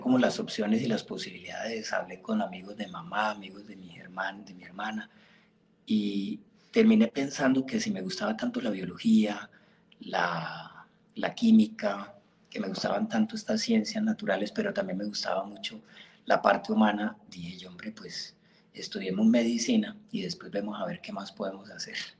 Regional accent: Florencia, Caquetá, Colombia; also born or lived in Puerto Rico, Caquetá / Ibagué / Bogotá; yo soy caqueteño, yo nací en Puerto Rico, Caquetá, un pueblito que queda a 100 kilómetros al norte de Florencia. Viví ahí un añito y me trajeron para Florencia acá

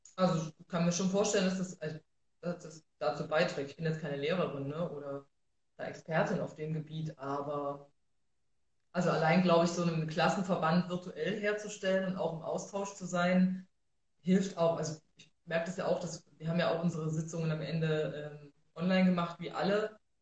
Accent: Rudolstadt, Thuringia, Germany; now in Erfurt, Germany; aufgewachsen bin ich in Rudolstadt.

